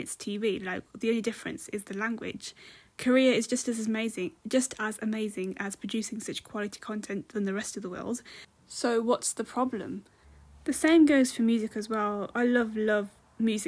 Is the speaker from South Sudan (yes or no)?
no; United Kingdom; I'm British Indian